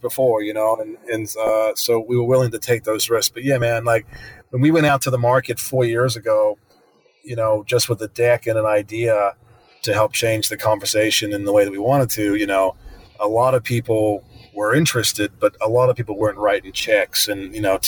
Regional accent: New Zealand; moved away as an adult; now in United States; I'm from New Zealand initially. You know, I grew up as a kid on a farm in the middle of nowhere.

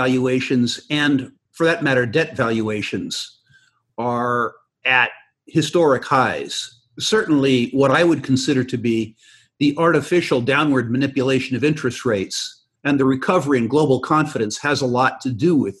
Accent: San Jose, California, United States; I grew up in San Jose, California, the self-proclaimed capital of Silicon Valley.

